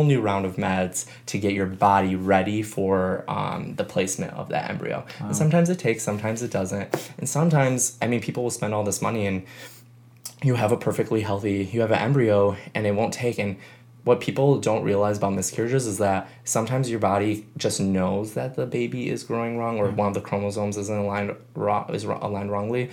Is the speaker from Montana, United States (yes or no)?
no; Chicago, Illinois, United States; moved away as an adult; now in San Diego, United States; I grew up in Chicago, where I knew everyone and I went to high school